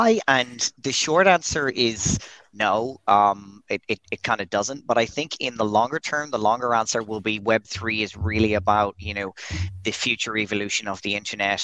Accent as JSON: {"language": "English", "town": "Dublin", "region": "Leinster", "country": "Ireland", "also_born_or_lived": "Dubai", "moved": "as an adult", "lives_now": "Brazil", "said": "I'm Irish. I'm from Dublin, not too far away from you guys, but I'm currently halfway across the world in Brazil"}